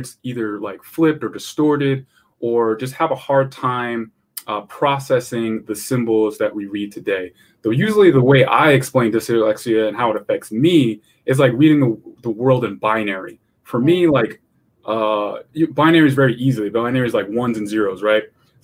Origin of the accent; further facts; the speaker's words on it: East Greenbush, New York, United States; moved away as an adult; also born or lived in Schenectady, New York / Austin, Texas; I grew up in a suburb in East Greenbush.